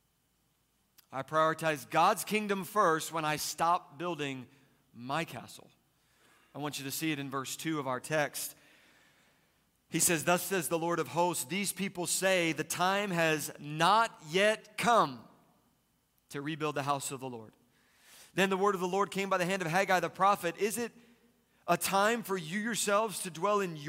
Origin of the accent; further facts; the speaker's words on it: East Coast, United States; Growing up, I was raised on the East Coast, and we would go just about every summer to the Jersey Shore